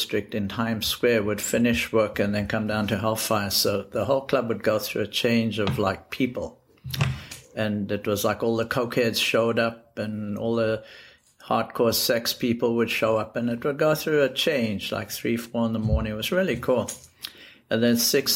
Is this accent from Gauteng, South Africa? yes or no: yes; Johannesburg, Gauteng, South Africa; moved away as an adult; also born or lived in Europe; now in New York, United States; I grew up in South Africa, Johannesburg, and I went to school there. And I left South Africa when I was about 19